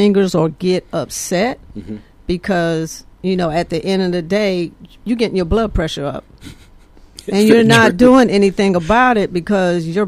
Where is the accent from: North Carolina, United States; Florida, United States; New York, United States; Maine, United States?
North Carolina, United States; Fayetteville; also born or lived in Fort Bragg, North Carolina; I'm originally from Fayetteville. I went to Reed Ross High School, graduated in 1981. I grew up on Fort Bragg, Fort Liberty now, and then we moved to Fayetteville